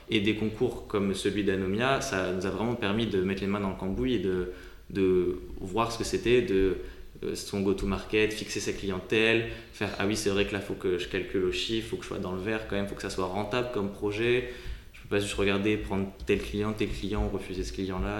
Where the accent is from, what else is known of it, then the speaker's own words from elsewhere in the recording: Hauts-de-France, France; moved away as an adult; also born or lived in Paris region; je suis originaire de la région de France, euh, donc euh, dans le nord